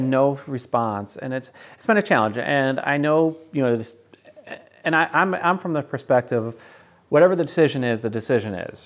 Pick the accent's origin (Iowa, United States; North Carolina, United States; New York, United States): New York, United States; North Syracuse; my church that I grew up with in North Syracuse